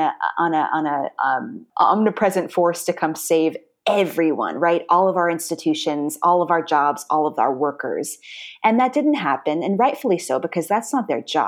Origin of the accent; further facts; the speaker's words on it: Orange County, Southern California, United States; moved away as an adult; also born or lived in New York City; I'm from Southern California. I was raised in Orange County